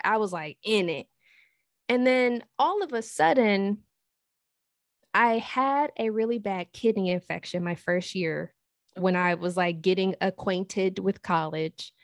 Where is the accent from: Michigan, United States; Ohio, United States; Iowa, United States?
Michigan, United States; Detroit; now in Hanover, United States; I'm originally from Detroit, but I currently live in Hanover, Maryland.